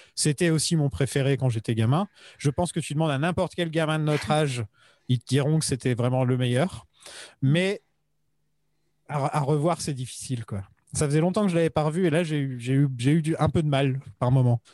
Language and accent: French; France